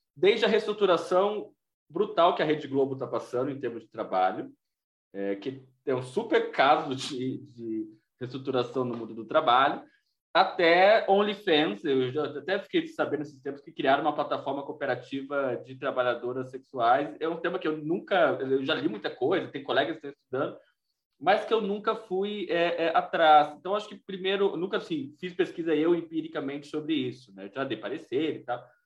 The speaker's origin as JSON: {"language": "Portuguese", "country": "Brazil", "said": "nós, brasileiros"}